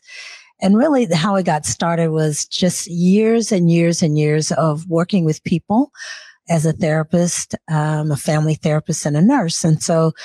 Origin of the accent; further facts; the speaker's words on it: Seattle, Washington, United States; also born or lived in Nashville, Tennessee / Burien, Washington; So when I moved from Nashville to Seattle, actually, I was 7 years old.